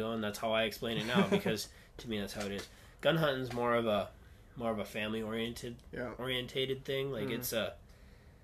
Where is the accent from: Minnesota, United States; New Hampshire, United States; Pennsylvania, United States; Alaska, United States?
Minnesota, United States; moved away; also born or lived in Wisconsin; I was raised in Minnesota and then came over to Wisconsin